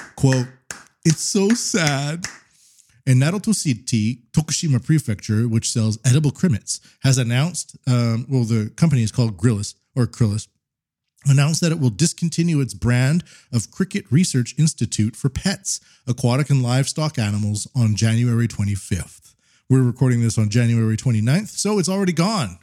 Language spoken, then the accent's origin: English; Canada; now in Japan; I'm Canadian